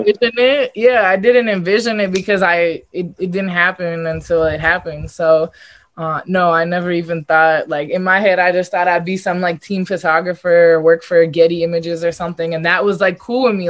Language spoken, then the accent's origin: English; Los Angeles, California, United States; it was in my hometown